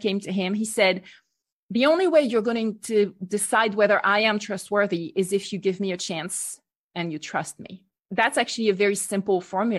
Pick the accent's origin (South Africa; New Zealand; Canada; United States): United States; Pennsylvania; I'm from Pennsylvania, where there is a very famous chocolate brand that I'm not going to name because I don't think it's real chocolate.